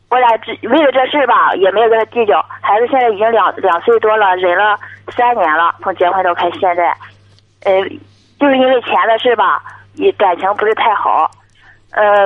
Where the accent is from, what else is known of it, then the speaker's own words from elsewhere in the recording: Dezhou, Shandong, China; 山东德州的